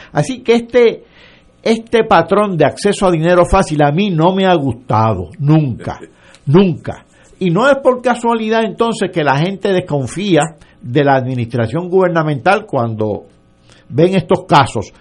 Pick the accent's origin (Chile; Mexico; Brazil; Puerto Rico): Puerto Rico; Yauco; yo soy de Yauco